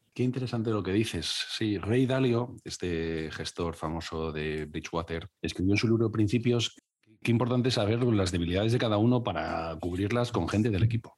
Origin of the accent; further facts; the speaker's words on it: Cáceres, Extremadura, Spain; yo soy de Cáceres